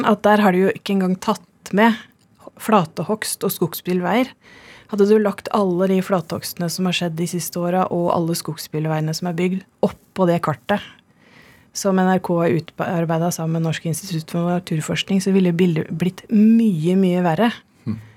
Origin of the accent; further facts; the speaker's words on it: Vestfold, Norway; jeg kommer jo fra Vestfold og er vokst opp i skauen.